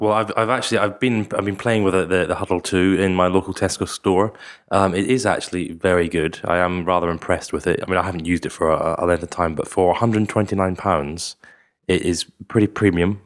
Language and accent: English; Scotland, United Kingdom; I'm from Scotland